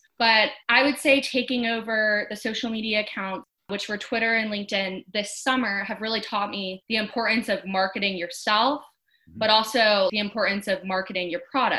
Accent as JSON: {"language": "English", "town": "Jacksonville", "region": "Florida", "country": "United States", "said": "I'm from Jacksonville, Florida"}